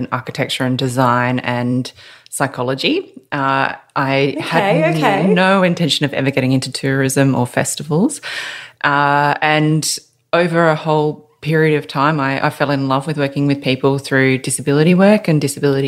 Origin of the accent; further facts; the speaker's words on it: Adelaide, South Australia, Australia; also born or lived in Melbourne; now in Newcastle, Australia; I'm from Adelaide, then I moved to Melbourne.